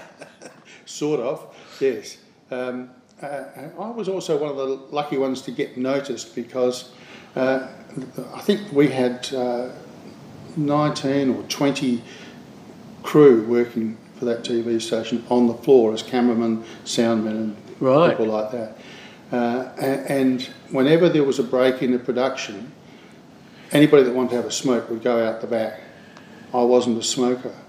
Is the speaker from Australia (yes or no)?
yes; Adelaide, South Australia, Australia; I grew up in Adelaide, uh, and uh, when I was in high school there